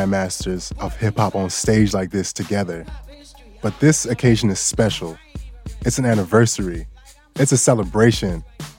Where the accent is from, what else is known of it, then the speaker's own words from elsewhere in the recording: Bangkok, Thailand; English is a second language; I grew up in Bangkok, Thailand, but my roots are in Atlanta, Georgia.